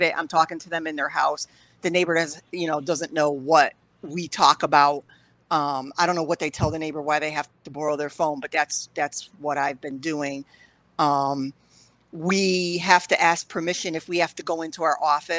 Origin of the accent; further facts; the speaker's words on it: Waterbury, Connecticut, United States; I was born and raised in Waterbury, biracial.